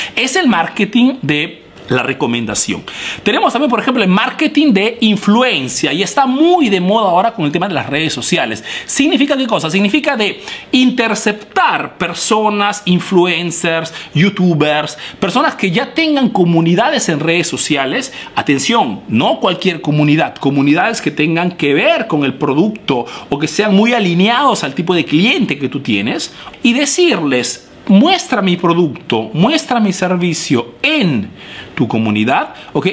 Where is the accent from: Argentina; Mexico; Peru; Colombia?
Peru; now in Italy